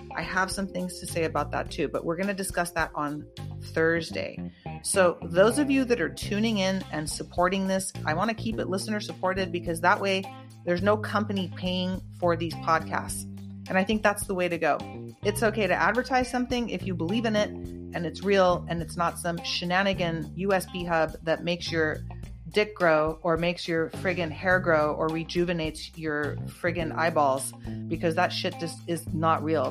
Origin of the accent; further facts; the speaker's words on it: Santa Cruz, California, United States; my hometown santa cruz